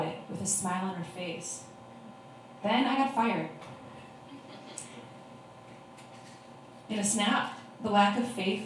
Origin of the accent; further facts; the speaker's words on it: Oregon, United States; I did grow up in Oregon